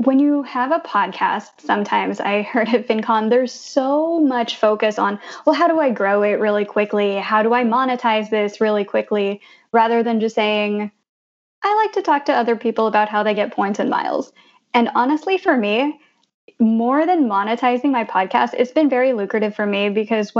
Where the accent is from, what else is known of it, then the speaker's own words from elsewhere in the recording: Blue Springs, Missouri, United States; also born or lived in Denver, Colorado; now in Jersey City, United States; I grew up in Blue Springs, Missouri, which is 93% white